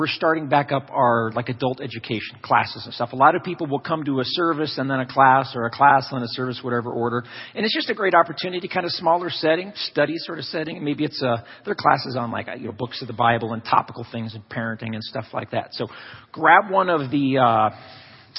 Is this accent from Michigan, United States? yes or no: no; Loveland, Colorado, United States; I remember as a little kid growing up in Loveland